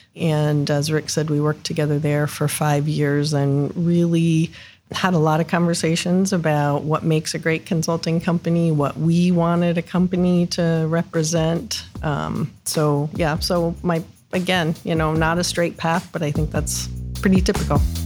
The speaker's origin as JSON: {"language": "English", "region": "Northeast Ohio", "country": "United States", "tie": "born or raised there", "also_born_or_lived": "Columbus, Ohio", "said": "I grew up in Northeast Ohio, moved down here after college."}